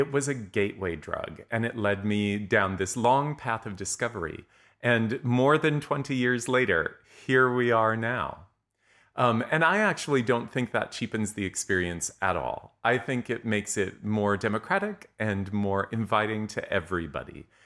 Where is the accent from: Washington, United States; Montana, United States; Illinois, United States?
Montana, United States; many of you know that I grew up in Montana, where there is there is now an opera company, or I think actually even two.